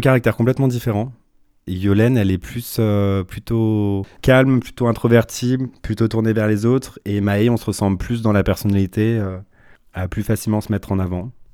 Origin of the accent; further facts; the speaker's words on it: Tassin-la-Demi-Lune, Auvergne-Rhône-Alpes, France; je suis né à Tassin la demi-lune, dans la province euh, de Lyon. Euh, j'ai grandi dans une famille aimante